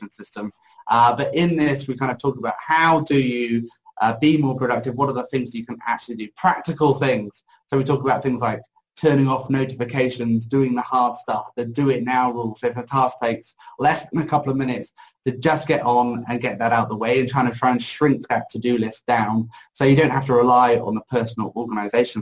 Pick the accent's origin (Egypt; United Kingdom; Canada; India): United Kingdom; I'm British